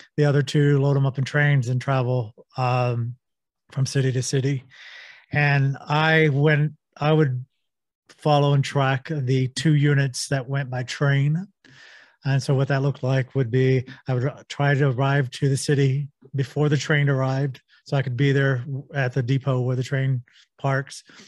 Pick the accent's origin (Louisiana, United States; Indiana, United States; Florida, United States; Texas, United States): Texas, United States; I grew up in Texas